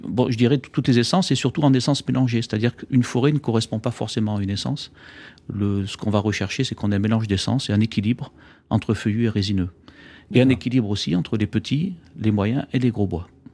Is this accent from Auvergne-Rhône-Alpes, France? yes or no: yes; Auvergne-Rhône-Alpes, France; je suis auvergnat